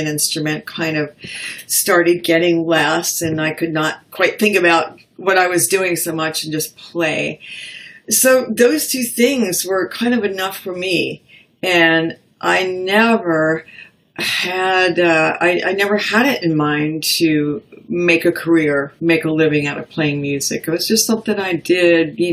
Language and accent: English; Woodstock, New York, United States; Growing up in Woodstock, New York